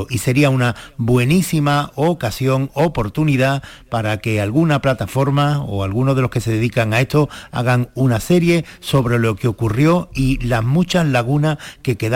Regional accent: Andalusia, Spain

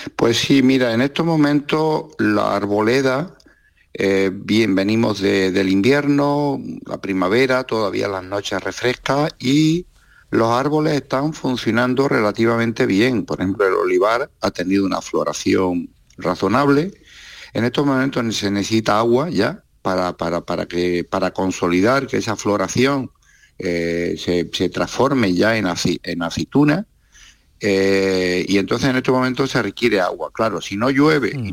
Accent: Almería, Andalusia, Spain

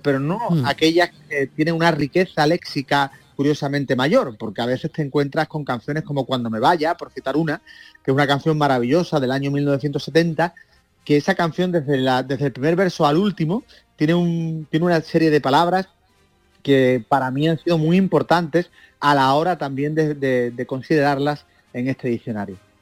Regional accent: the Atlantic, Andalusia, Spain; yo nací en el Atlántico

